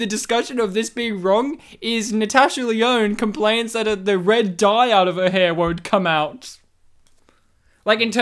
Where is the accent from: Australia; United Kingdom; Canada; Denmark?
Australia; Kempsey, New South Wales; moved away; my hometown of Kempsey